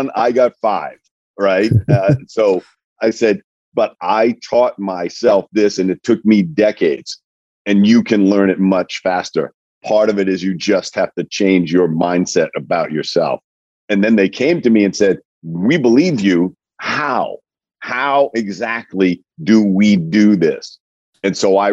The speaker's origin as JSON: {"language": "English", "town": "Coventry", "region": "Rhode Island", "country": "United States", "tie": "born or raised there", "said": "I grew up in a small town in Rhode Island, Coventry, Rhode Island"}